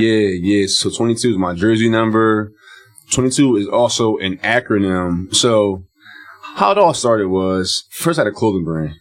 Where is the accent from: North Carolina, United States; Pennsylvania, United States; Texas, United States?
Pennsylvania, United States; Philadelphia; me being from Philly